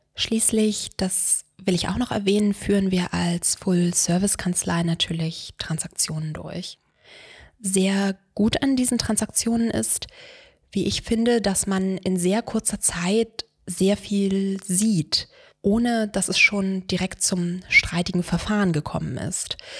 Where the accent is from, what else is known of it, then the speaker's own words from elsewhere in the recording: Brandenburg an der Havel, Brandenburg, Germany; moved away as an adult; also born or lived in Freiburg im Breisgau / Istanbul / Switzerland; now in Berlin, Germany; Ich komme aus Brandenburg an der Havel, einer mittlerweile übrigens sehr hübschen kleinen Wasserstadt vor Berlin.